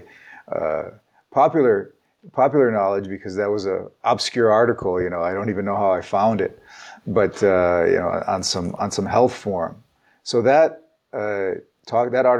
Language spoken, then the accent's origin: English; United States; also born or lived in Ukraine; I started first grade in the United States. I grew up in the American educational system, but I was born in the Soviet Union. So my family came here when I was 7 years old.